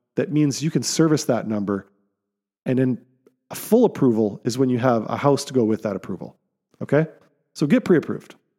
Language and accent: English; Canada; as Canadian citizens